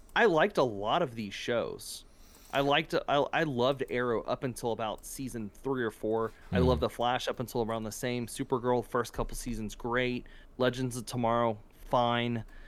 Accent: South Louisiana, United States; moved away; I'm originally from South Louisiana

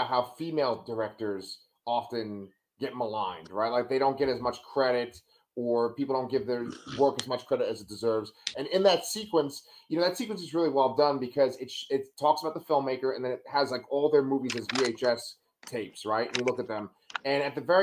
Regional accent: New York City, New York, United States; when I was a little kid growing up in Staten Island

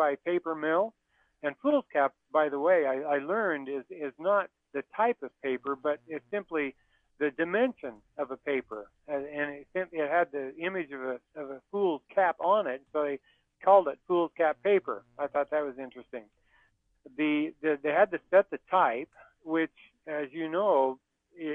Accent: the West, United States; I grew up in the West where we depended on rain and irrigation canals and irrigation pipe

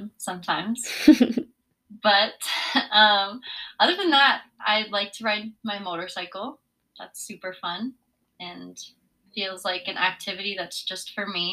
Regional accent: Parker, Colorado, United States; I'm from Parker, Colorado.

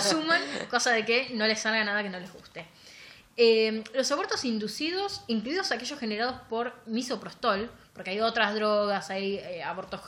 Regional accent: La Plata, Buenos Aires Province, Argentina; nosotros somos platense

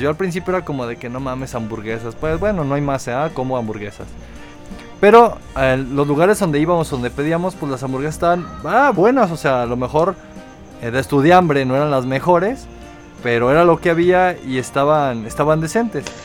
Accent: Mexico; los que somos de México

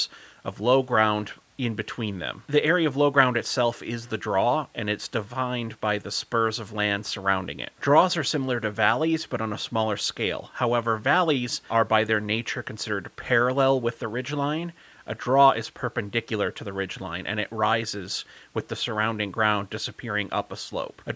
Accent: Wessington, South Dakota, United States; I grew up in the Wessington, South Dakota area

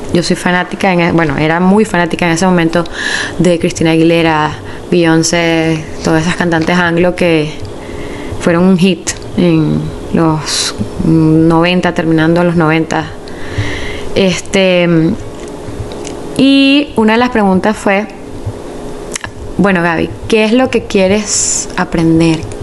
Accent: Caracas, Capital District, Venezuela; yo soy de Caracas, Venezuela

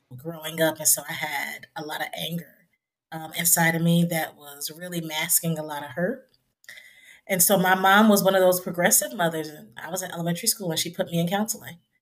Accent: Trenton, New Jersey, United States; my hometown of Trenton, New Jersey

